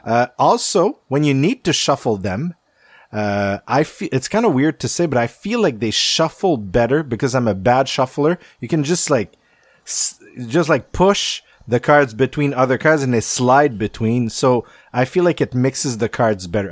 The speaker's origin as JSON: {"language": "English", "region": "Quebec", "country": "Canada", "said": "I'm from Quebec"}